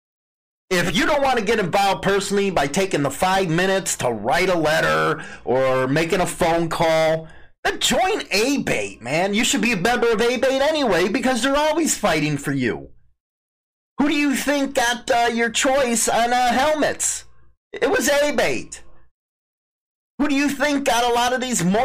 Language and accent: English; Chicago, Illinois, United States; moved away; I'm from Chicago, and where I live now is just nothing but country